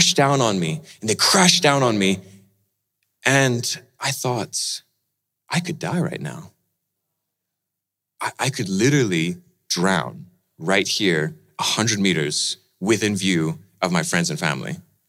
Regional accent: Indonesia; See, I grew up in Indonesia, and after I finished university, I went back there to Indonesia, and Indonesia is a beautiful country, wonderful islands and beaches

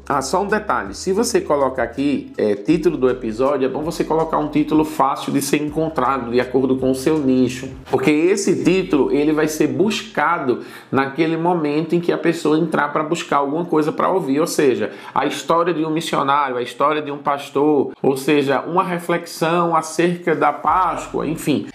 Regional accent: Recife, Pernambuco, Brazil; moved away as an adult; now in Senegal; eu sou de Recife

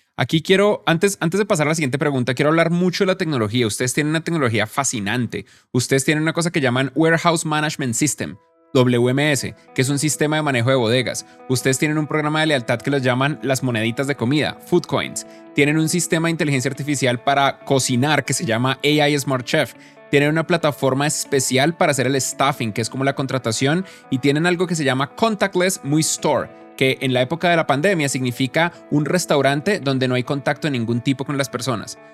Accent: Bogotá, Colombia; la ciudad donde yo crecí, en Bogotá

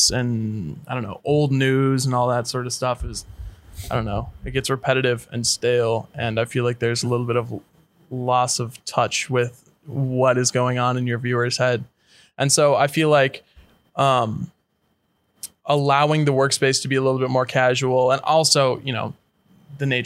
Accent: St. Louis Park, Minnesota, United States; Born and raised in Minneapolis, Minnesota, in a suburb just to the west side of Minneapolis, St. Louis Park.

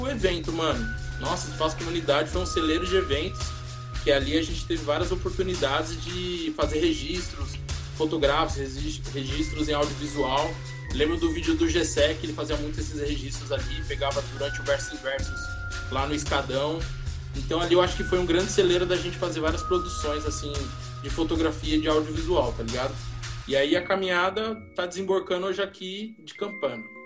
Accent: São Paulo, Brazil; por ter nascido na quebrada do Monte Azul

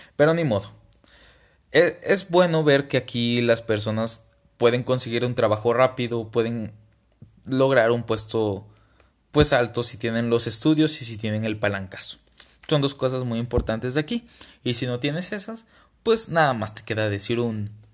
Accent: Tabasco, Mexico; now in Saltillo, Mexico; yo soy una persona de Tabasco viviendo en Saltillo

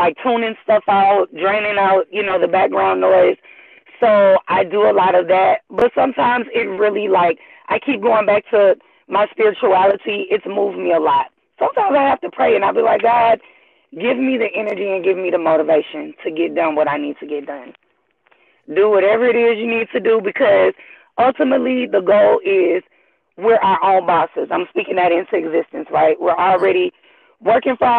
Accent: Houston, Texas, United States; I was born and raised in Houston, Texas, first generation

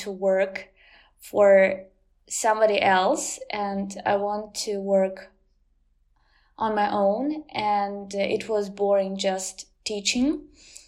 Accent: southern Ukraine, Ukraine; first language Ukrainian; English is a second language; I'm from the south of Ukraine, and it is still partly occupied

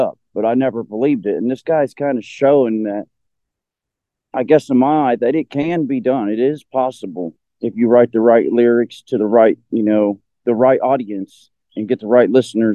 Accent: The Plains, Ohio, United States; also born or lived in New Marshfield, Ohio; I have my hometown between the Plains, Ohio, and then I grew up in New Marshfield as well

